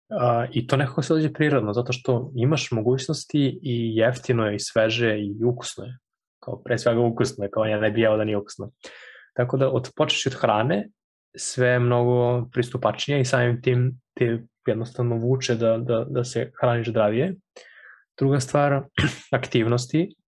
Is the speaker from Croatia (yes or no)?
no; Serbia; moved away as an adult; now in Berlin, Germany; ja sam iz Krošica